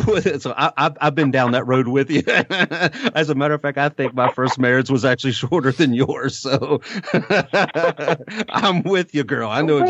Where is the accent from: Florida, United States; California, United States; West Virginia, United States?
West Virginia, United States; I'm from West Virginia, so I get the country accent.